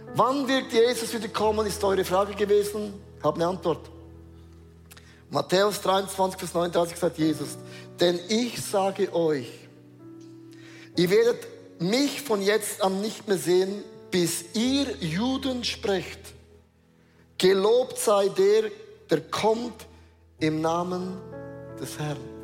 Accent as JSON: {"language": "German", "country": "Switzerland", "said": "Wir sind Schweizer"}